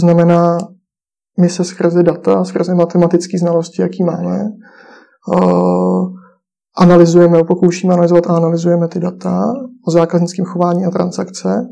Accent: Czechia; jsme v tom jako Češi

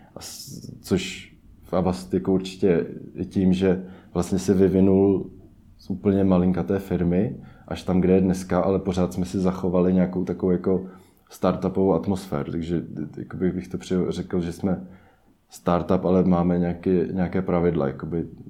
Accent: Czechia; většina e-commerce týmu jsme Češi

